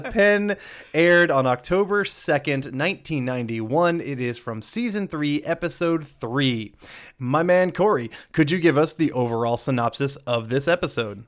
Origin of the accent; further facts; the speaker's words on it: Georgia, United States; I grew up from Georgia